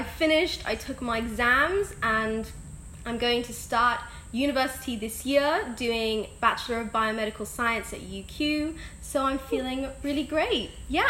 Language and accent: English; Dubai, United Arab Emirates; moved away as an adult; now in Brisbane, Australia; I'm 19. I was born and raised in Dubai as an expat. Loved the Dubai life. But I moved to Brisbane, where my mum is from, just over a year ago, really.